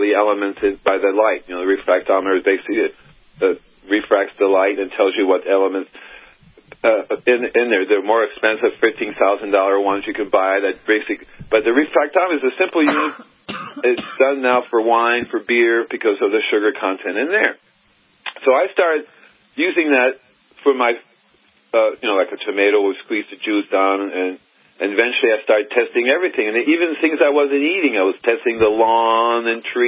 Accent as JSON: {"language": "English", "town": "Miami", "region": "Florida", "country": "United States", "also_born_or_lived": "Gainesville, Florida / California", "moved": "as an adult", "said": "I'm originally from Miami, Florida"}